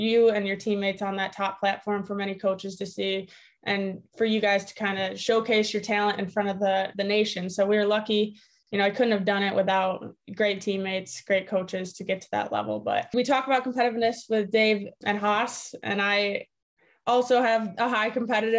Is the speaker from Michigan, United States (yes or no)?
yes; Grand Rapids, Michigan, United States; I grew up in Grand Rapids, born and raised